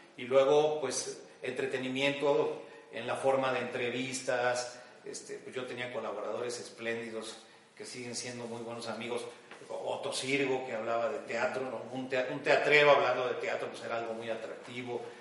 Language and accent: Spanish; Mexico City, Mexico; moved away as an adult; now in Guadalajara, Mexico; Yo nací en la Ciudad de México hace 61 años y prácticamente eh, crecí, viví, eh, estudié, trabajé durante 60 eh, años, 59 años de mi vida en la Ciudad de México antes de venir a Guadalajara donde resido ya hace un par de años